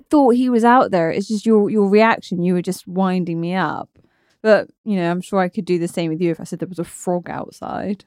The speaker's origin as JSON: {"language": "English", "town": "Torquay", "region": "South West England", "country": "United Kingdom", "tie": "born or raised there", "moved": "yes", "said": "I'm from Torquay, by the way, in Devon"}